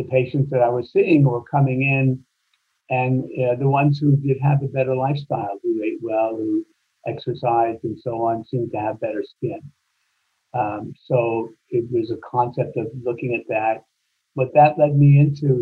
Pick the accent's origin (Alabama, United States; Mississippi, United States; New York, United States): New York, United States; moved away as an adult; also born or lived in Baghdad, Iraq / California; I grew up in New York